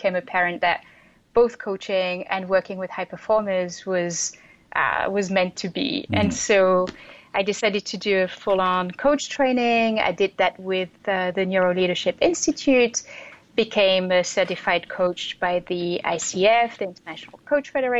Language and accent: English; France; moved away as an adult; also born or lived in Europe / Asia / United States; now in Brooklyn, United States; So originally I'm from France, and I moved around a lot from the time I was 18.